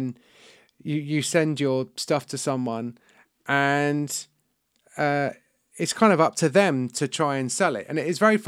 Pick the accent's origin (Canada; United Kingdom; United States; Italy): United Kingdom; I'm British and I'm a writer.